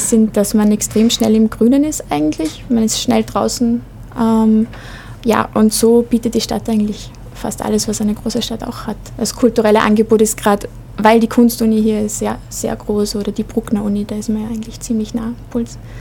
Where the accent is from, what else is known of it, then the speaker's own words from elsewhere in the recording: Vienna, Austria; moved away as an adult; now in Linz, Austria; ich bin eigentlich in Wien aufgewachsen